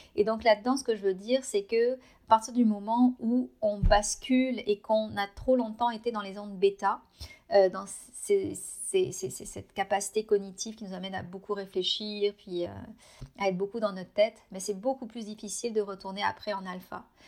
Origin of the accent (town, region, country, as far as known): France; moved away as an adult; now in Canada